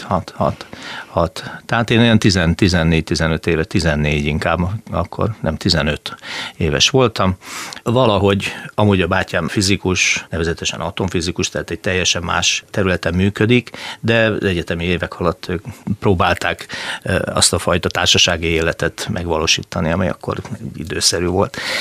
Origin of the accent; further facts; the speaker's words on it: Balatonfüred, Veszprém County, Hungary; also born or lived in Győr; now in Szeged, Hungary; én eredetileg nem vagyok szegedi, tehát én Balatonfüredi születésű emberke vagyok